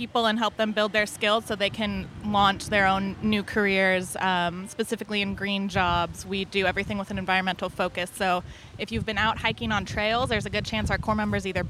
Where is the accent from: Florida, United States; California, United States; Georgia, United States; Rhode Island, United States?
California, United States; Petaluma; I'm from Petaluma